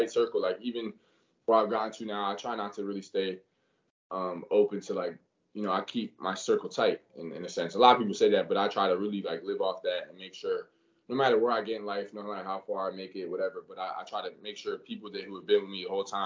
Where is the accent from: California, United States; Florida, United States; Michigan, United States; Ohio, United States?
Florida, United States; representing my home state where I'm from, you know, I always have that extra chip because I'm playing with that Florida jersey on, because this is where I'm from